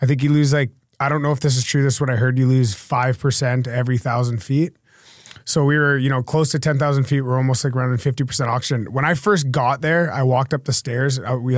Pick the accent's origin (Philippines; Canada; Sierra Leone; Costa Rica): Canada; West Coast; I'm from a different country. I'm from Canada, the west coast of Canada.